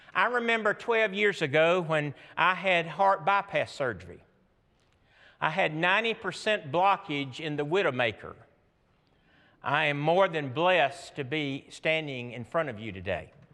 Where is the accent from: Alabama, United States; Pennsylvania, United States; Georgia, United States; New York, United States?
Georgia, United States; I'm from Georgia